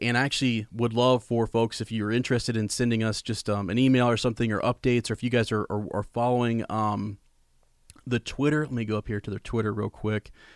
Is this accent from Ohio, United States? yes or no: yes; Columbus, Ohio, United States; I'm from Columbus